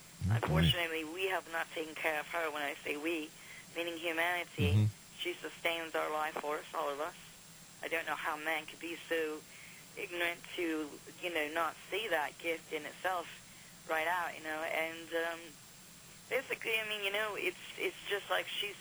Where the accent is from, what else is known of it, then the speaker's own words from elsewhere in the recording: United States; I am from America